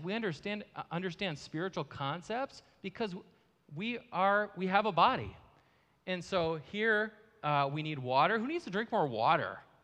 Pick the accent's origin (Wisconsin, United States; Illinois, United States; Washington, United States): Wisconsin, United States; Marshfield; now in Eau Claire, United States; I grew up in Marshfield, Wisconsin